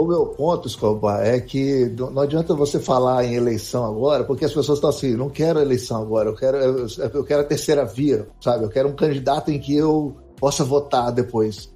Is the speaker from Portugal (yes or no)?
no; Brazil; eu sou brasileiro